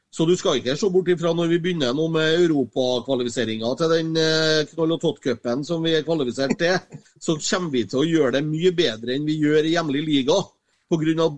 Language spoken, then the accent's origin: Norwegian; Copenhagen, Capital Region of Denmark, Denmark; now in Norway; når jeg kommer til København, så sier jeg at jeg kommer hjem